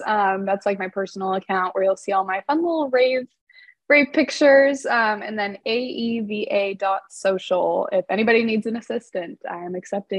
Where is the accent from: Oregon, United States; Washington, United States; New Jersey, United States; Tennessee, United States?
Washington, United States; Seattle; I'm 22 from Seattle, Washington.